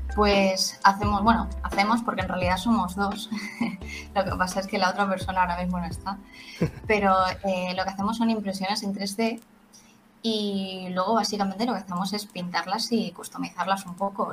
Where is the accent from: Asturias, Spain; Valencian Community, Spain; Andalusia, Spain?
Valencian Community, Spain; Valencia; Somos de Valencia